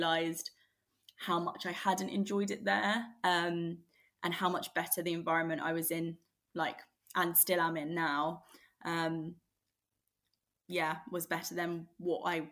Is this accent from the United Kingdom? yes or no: yes; London, United Kingdom; I grew up in Greater London